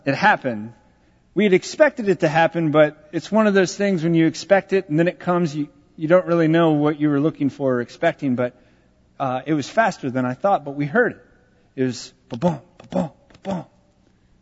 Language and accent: English; Texas, United States; I am from Texas